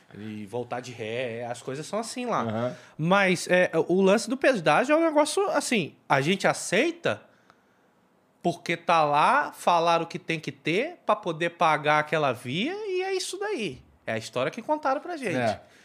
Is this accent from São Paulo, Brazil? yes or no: no; Baixada Fluminense, Rio de Janeiro, Brazil; moved away; also born or lived in Tijuca, Rio de Janeiro; eu sou da Baixada